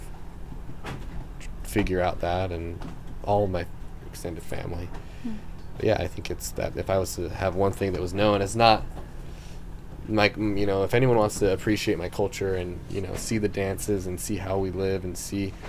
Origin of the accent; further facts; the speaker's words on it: Salt Lake City, Utah, United States; I'm from Utah, and my tribe isn't necessarily predominantly from northern Utah, which is where I'm from, Salt Lake City